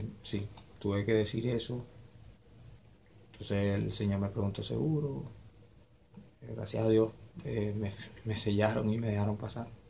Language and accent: Spanish; Maturín, Monagas, Venezuela; moved away as an adult; also born or lived in Lima, Peru; Yo soy de Monagas, Maturín